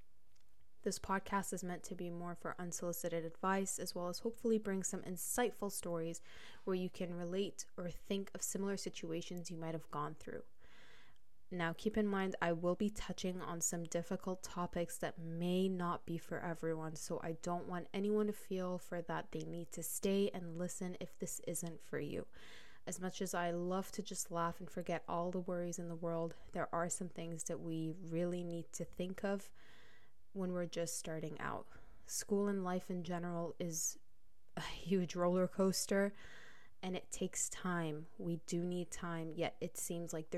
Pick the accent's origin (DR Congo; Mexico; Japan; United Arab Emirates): United Arab Emirates; moved away as an adult; also born or lived in Lebanon; now in Canada; I'm Lebanese, but was born and raised in the United Arab Emirates.